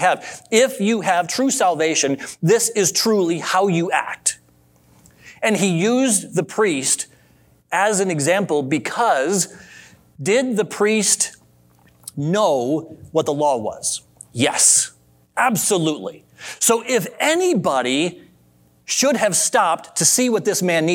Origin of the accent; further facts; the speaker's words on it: Adrian, Michigan, United States; growing up in Adrian, Michigan